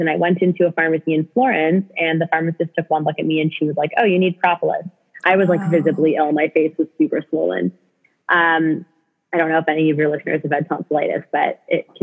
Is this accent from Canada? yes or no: yes; Canada; also born or lived in British Columbia; I'm from Canada and went to college in British Columbia